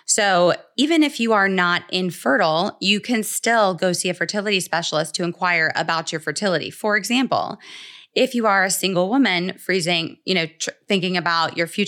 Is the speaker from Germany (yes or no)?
no; Atlanta, Georgia, United States; So basically, my story in a nutshell is that I am originally from Atlanta